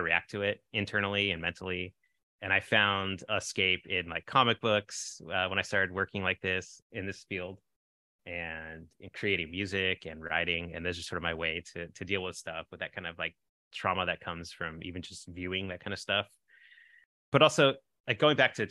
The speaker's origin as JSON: {"language": "English", "area": "San Francisco Bay Area", "region": "California", "country": "United States", "tie": "born or raised there", "said": "We're from the San Francisco Bay Area, which is at least the city I grew up in was probably half white or less"}